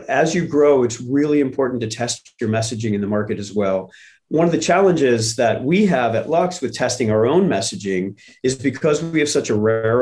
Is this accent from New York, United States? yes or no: no; St. Louis, Missouri, United States; I grew up in St. Louis where the Gateway Arch is on the riverfront